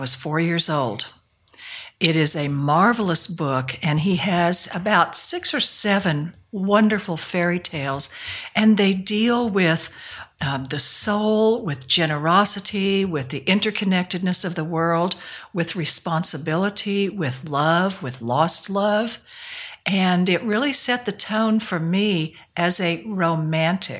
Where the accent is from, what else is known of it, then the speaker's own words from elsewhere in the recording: Dalhart, Texas, United States; I grew up in Dalhart, Texas, which is out in the West Texas Northwest Plains